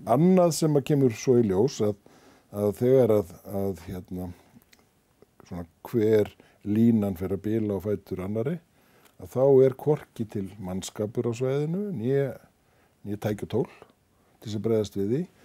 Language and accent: Icelandic; Iceland; við Íslendingar